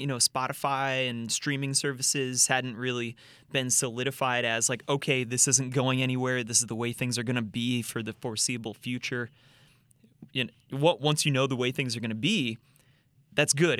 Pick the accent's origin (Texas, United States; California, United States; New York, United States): New York, United States; Rochester; moved away as an adult; also born or lived in New Jersey; I'm from Rochester, New York